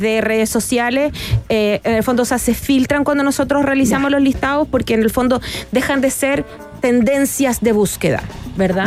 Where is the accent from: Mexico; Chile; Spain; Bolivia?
Chile; como los chilenos acá